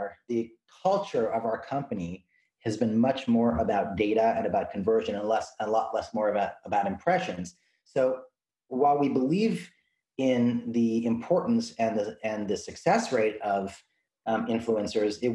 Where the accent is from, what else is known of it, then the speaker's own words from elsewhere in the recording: Canada; as a Canadian